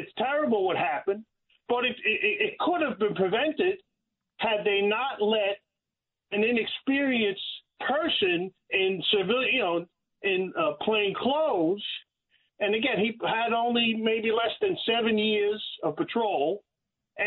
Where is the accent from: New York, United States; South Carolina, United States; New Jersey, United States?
New York, United States; New York City; I grew up in Brooklyn.